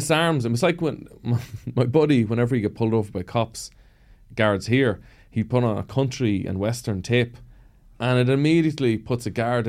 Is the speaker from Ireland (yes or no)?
yes; Gowna, County Cavan, Ireland; accent: Cavan; moved away as an adult; I am from a little place called Gowna.